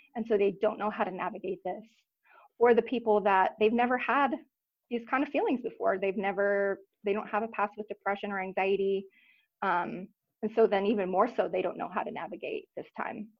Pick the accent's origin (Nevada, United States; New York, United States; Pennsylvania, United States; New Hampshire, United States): Nevada, United States; Reno; moved away as an adult; also born or lived in Los Angeles, California; now in Anchorage, United States; born and raised in Reno, and went to university there at University of Nevada